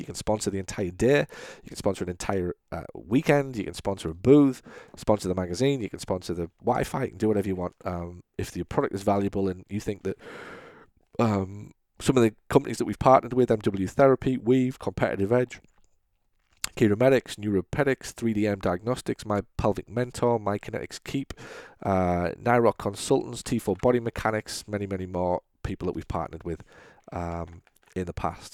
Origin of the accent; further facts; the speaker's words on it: United Kingdom; now in United States; I'm British